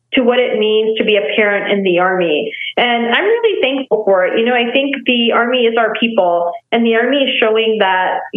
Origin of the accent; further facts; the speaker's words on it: Nepal; moved away; also born or lived in Texas; I was born and raised in Nepal, and then I moved to Texas